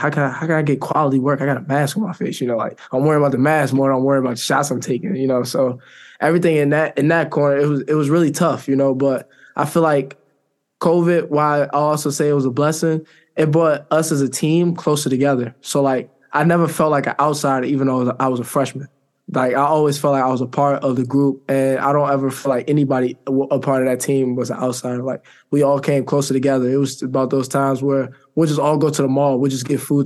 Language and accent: English; Maryland, United States; moved away as an adult; I'm from Maryland